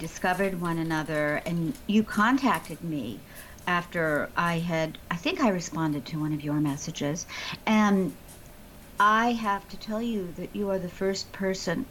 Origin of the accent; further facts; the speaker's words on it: Chicago, Illinois, United States; moved away; I grew up in the actual city. If anyone's familiar with Chicago, I grew up in Hyde Park